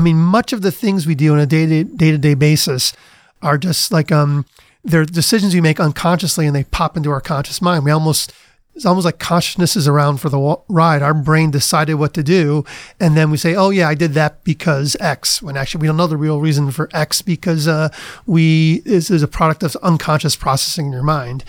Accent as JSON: {"language": "English", "town": "Cleveland", "region": "Ohio", "country": "United States", "tie": "born or raised there", "also_born_or_lived": "Princeton / Cambridge, Massachusetts", "moved": "as an adult", "said": "I grew up in Cleveland"}